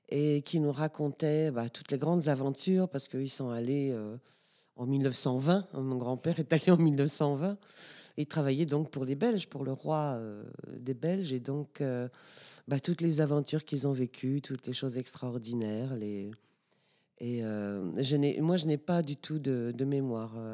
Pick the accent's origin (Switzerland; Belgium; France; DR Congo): DR Congo; born there; en fait, oui, je suis née au Congo belge. Mes quatre grands-parents euh, euh, habitaient au Congo belge. Mes parents se sont connus, fiancés, mariés. J'y suis née.